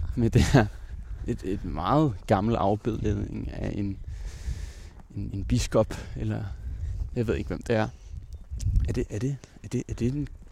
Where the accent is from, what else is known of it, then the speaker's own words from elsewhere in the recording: Roskilde, Zealand, Denmark; moved away as an adult; also born or lived in Himmelev; Jeg er født i Roskilde, øh, og øh, boede faktisk også de første to år af mit liv herinde i, øh, inde i midtbyen